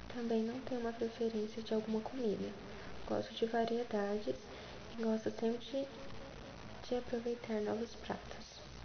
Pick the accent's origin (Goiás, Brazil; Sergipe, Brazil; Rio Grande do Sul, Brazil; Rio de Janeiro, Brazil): Goiás, Brazil; Goianira; now in Goiânia, Brazil; moro na região sudeste de Goiânia com os meus pais, Lenda e Vilmar, nasci em Goianira